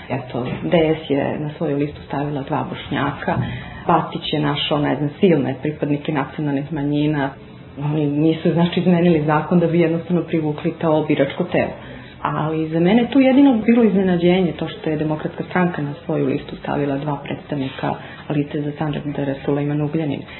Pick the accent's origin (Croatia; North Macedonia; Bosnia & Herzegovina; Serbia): Serbia; Belgrade; ja dolazim kao muslimanka iz Beograda.